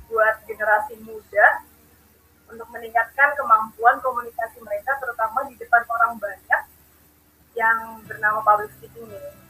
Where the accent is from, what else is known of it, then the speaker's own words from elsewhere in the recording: Bekasi, West Java, Indonesia; Aku dari Bekasi nih asalnya